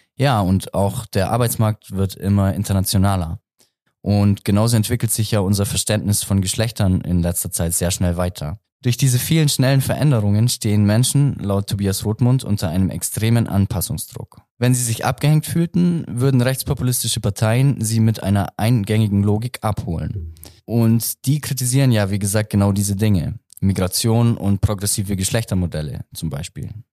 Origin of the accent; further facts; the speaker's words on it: Augsburg, Bavaria, Germany; ich komme aus Augsburg